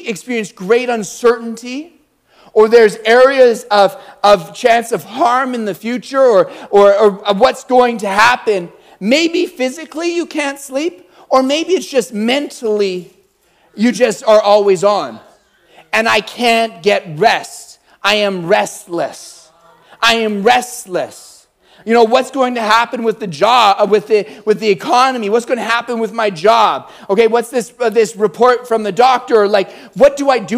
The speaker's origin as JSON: {"language": "English", "town": "Calgary", "region": "Alberta", "country": "Canada", "said": "I'm from Calgary."}